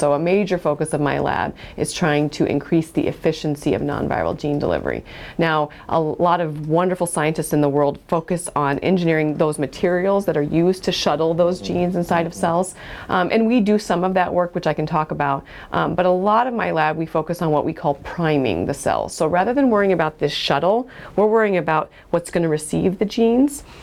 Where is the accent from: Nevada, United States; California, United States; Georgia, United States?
California, United States; Fremont; I grew up in Fremont, and um, doctors were smart